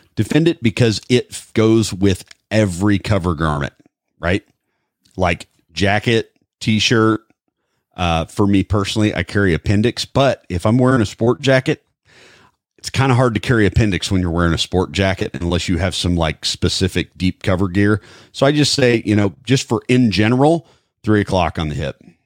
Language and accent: English; Midwest, United States; I'm from the Midwest